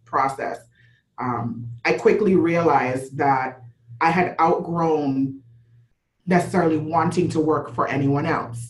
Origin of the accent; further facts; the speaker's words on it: Jamaica; also born or lived in Florida / New York; now in South Florida, United States; I'm born and raised in Jamaica, moved to Florida, then moved to New York for 10 years